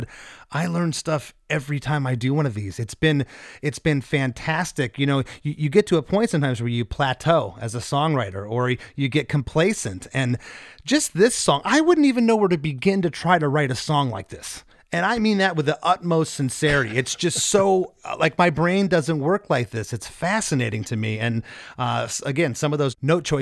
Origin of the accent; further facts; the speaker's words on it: Florida, United States; I'm from Florida